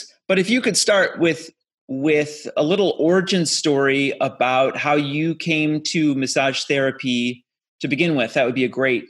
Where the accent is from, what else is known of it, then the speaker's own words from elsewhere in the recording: Brunswick, Ohio, United States; also born or lived in Middleburg Heights, Ohio; now in Portland, United States; So I am, in fact, from Ohio. I grew up in Brunswick.